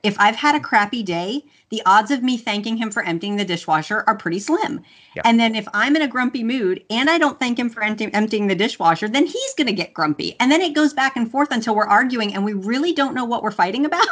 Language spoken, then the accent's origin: English; Louisiana, United States; i'm i'm southern and and I was raised in Louisiana, and you say please and thank you, or your mama smacks you